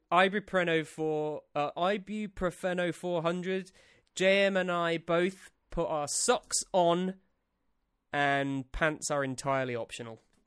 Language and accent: English; England, United Kingdom; as an English man